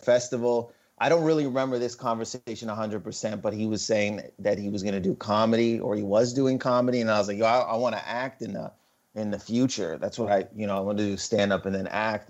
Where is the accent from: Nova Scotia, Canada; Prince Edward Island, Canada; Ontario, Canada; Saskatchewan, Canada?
Ontario, Canada; Windsor; I'm Lebanese but I wasn't born in Lebanon but I was born in Windsor Ontario which is on the border.